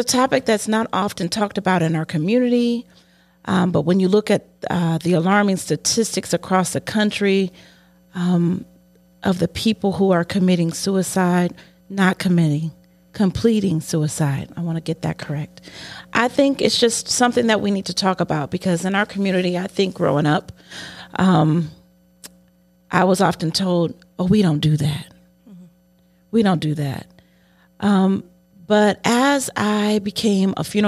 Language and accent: English; Cleveland, Ohio, United States; I was born in Cleveland, so I guess I can rep Cleveland